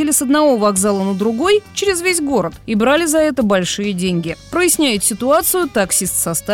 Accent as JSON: {"language": "Russian", "region": "Moscow", "country": "Russia", "tie": "born or raised there", "said": "Я ведь москвичка и родилась здесь."}